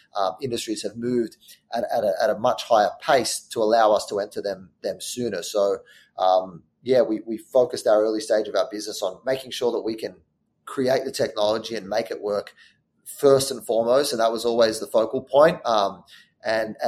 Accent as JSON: {"language": "English", "town": "Sydney", "region": "New South Wales", "country": "Australia", "tie": "born or raised there", "moved": "as an adult", "lives_now": "New York, United States", "said": "I grew up in Australia. I'm from Sydney, Australia"}